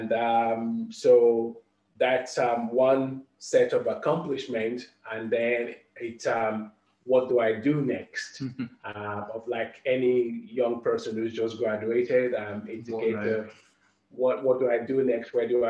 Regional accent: London, United Kingdom; as a young Black man growing up in London, ever experienced any kind of overt racism

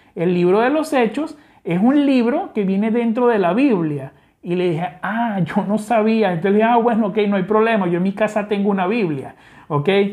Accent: Venezuela; accent: Venezuelan; como te puedes dar cuenta por mi acento, soy venezolano

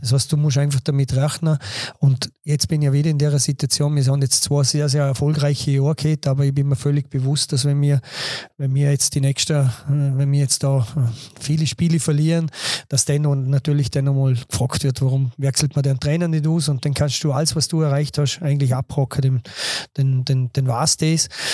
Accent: Bregenz, Vorarlberg, Austria; accent: Vorarlbergerisch; moved away as an adult; now in Dornbirn, Austria; bin zwar gebürtiger Bregenzer und, und habe da eigentlich auch meine ganze Jugend verbracht

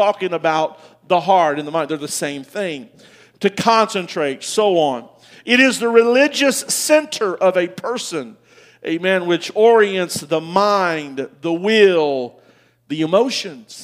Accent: United States; I'm an American

